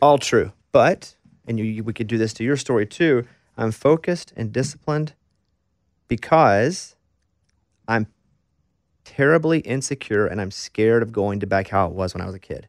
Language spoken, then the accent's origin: English; Arkansas, United States; I'm from Arkansas